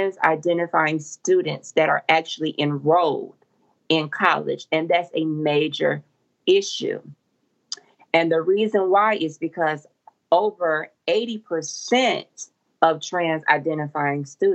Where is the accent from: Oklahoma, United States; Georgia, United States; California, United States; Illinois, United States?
Georgia, United States; Macon; now in Atlanta, United States; here in Atlanta and also in my hometown, Macon